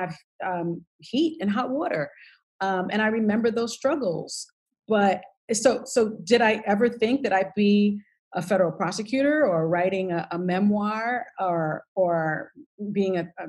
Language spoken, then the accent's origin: English; New York City, New York, United States; I grew up in the South Bronx in public housing